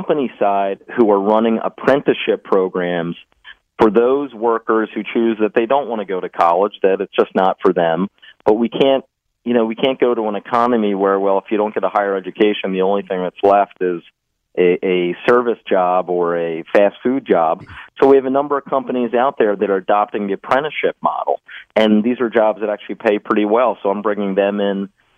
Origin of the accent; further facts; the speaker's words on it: Philadelphia, Pennsylvania, United States; where I grew up in the Alney neighborhood